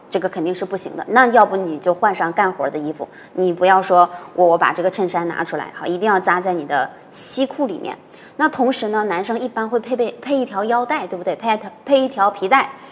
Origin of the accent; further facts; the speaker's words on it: northern China, China; 老师是北方的